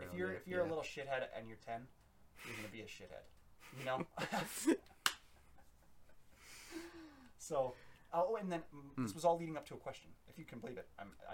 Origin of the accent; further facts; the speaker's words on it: United Kingdom; I am British